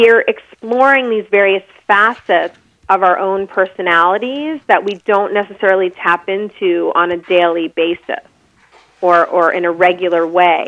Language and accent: English; Long Island, outside of New York City, United States; I grew up in the suburbs on Long Island, outside of New York City